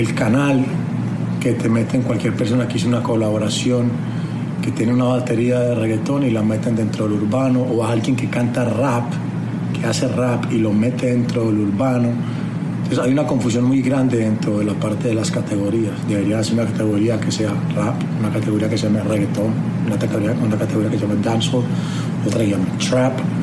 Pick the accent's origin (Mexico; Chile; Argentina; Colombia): Colombia; mi tierra Colombia